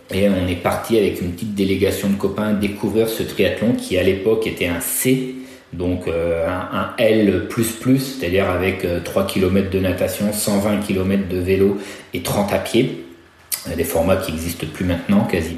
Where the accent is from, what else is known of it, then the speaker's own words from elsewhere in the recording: Nantes, Pays de la Loire, France; moved away as an adult; je suis revenu dans ma région natale, donc à Nantes